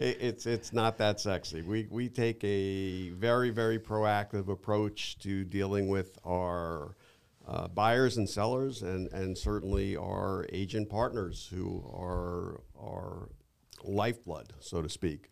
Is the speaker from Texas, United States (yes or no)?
no; New York, United States; moved away as an adult; now in Naples, United States; I'm originally from New York